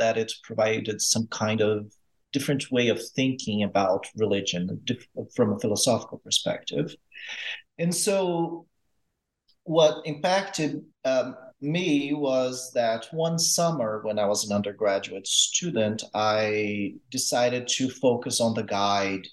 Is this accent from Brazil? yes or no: yes; Brazil; moved away as an adult; now in United States; I grew up in Brazil. I grew up moving around a lot